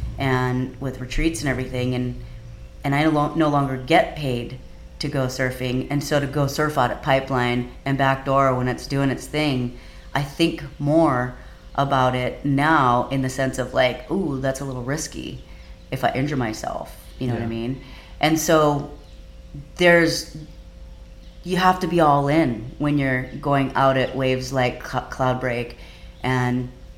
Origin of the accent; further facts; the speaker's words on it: Kauai, Hawaii, United States; because I grew up on Kauai and I grew up with the Kauai boys, and that's what I was used to doing